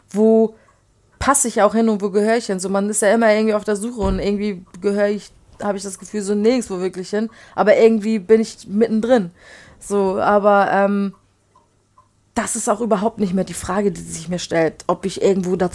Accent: Poland; Also ich komme ja aus Polen und da ist, ist man halt auch gewohnt, kurze zu trinken

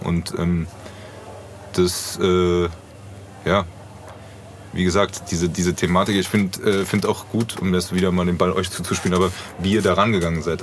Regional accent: Frankfurt, Hesse, Germany; born or raised there

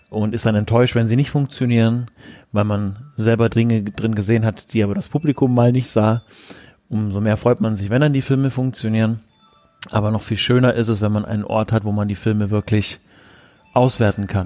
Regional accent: Augsburg, Bavaria, Germany; Also ich komme ursprünglich aus Augsburg auch und habe hier Abitur gemacht am St. Stephan Gymnasium in Augsburg 2006

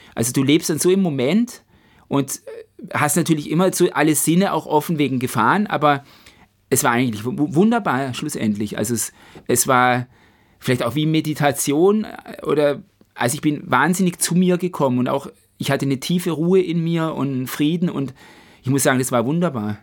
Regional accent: Black Forest, Baden-Württemberg, Germany; vom Schwarzwald, von meiner Heimat

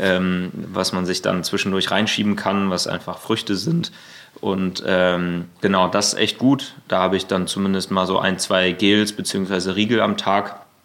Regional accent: near Münster, North Rhine-Westphalia, Germany; now in Berlin, Germany; ich komme aus der Nähe von Münster und ähm, ich wohne hier in Berlin

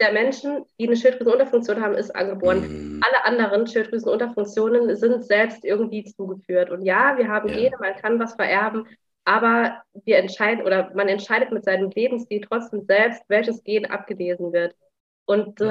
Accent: Saarland, Germany; ich komme aus dem Saarland

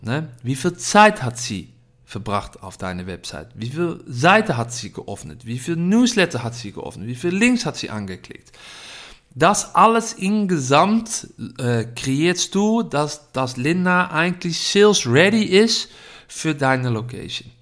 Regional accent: Netherlands; German is a second language; Ich komme aus Holland.

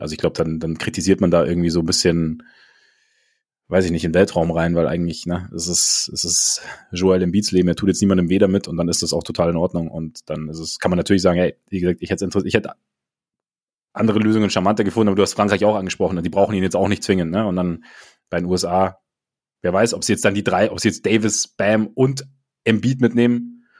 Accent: Munich, Bavaria, Germany; bei uns in München

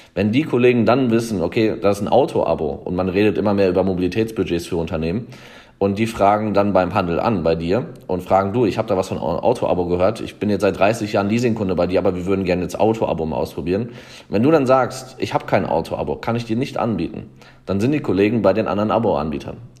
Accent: the Würzburg area, Bavaria, Germany; hier in Würzburg. Ich komme eigentlich aus der Gegend

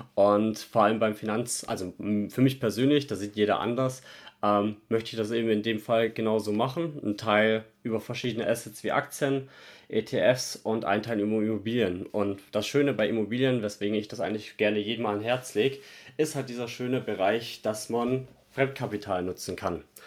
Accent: Stuttgart, Baden-Württemberg, Germany; moved away; Ich komme ja ursprünglich aus Stuttgart

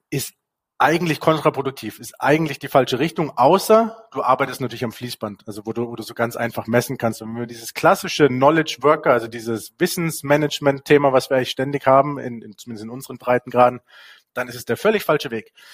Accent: Basel, Basel-Stadt, Switzerland; also wenn du in Basel groß bist, also ich bin in der Gegend hier groß geworden, wenn du hier groß bist

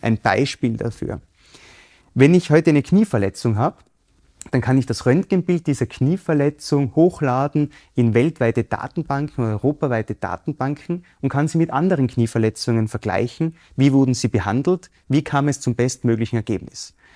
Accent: Innsbruck, Tyrol, Austria; Ich bin in Innsbruck aufgewachsen.

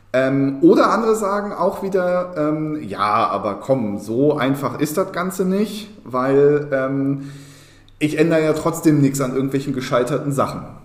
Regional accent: Berlin, Germany; auch hier muss ich mich wieder outen als Berliner

